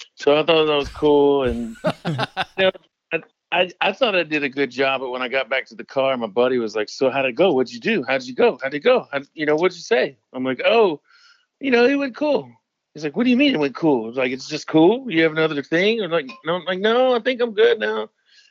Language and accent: English; Mississippi, United States; now in Los Angeles, United States; I'm from Mississippi